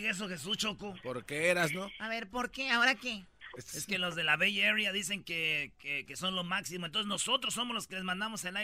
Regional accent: Nuevo León, Mexico; moved away; yo soy de Nuevo León.

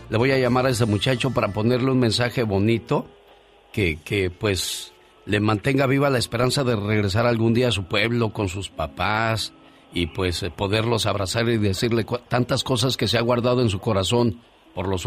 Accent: Tabasco, Mexico; moved away; salí de Tabasco pero Tabasco nunca salió de mí.

